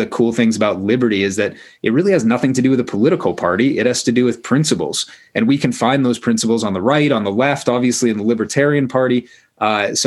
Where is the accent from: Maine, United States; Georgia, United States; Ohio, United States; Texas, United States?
Maine, United States; I grew up in Maine